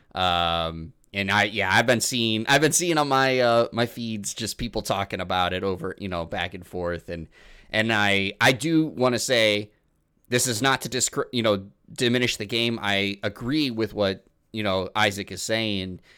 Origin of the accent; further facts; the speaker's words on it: Illinois, United States; now in Wisconsin, United States; where I grew up in Illinois